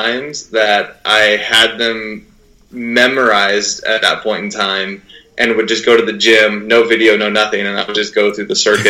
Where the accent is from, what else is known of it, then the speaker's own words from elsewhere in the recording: Burlington, Washington, United States; I'm a small town kid, born and raised in Burlington, Washington